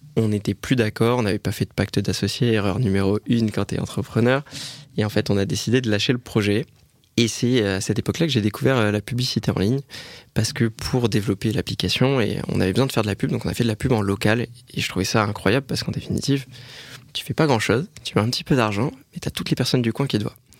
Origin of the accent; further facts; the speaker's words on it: Bordeaux, Nouvelle-Aquitaine, France; on est bordelais